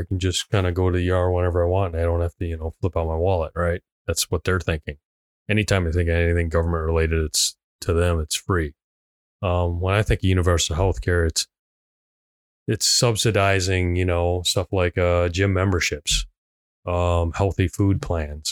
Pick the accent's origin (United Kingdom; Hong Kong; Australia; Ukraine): Hong Kong; moved away; I am a direct immigrant. I was born in Hong Kong. I came here on a visa.